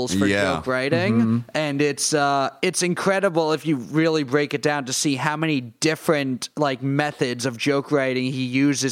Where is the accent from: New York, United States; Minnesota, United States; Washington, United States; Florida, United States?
New York, United States; New York City; I grew up in Queens